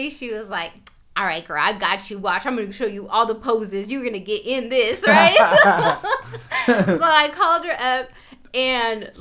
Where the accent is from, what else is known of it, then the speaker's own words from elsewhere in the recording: Sacramento, California, United States; born and raised in Sacramento, California, South Sac, Meadowview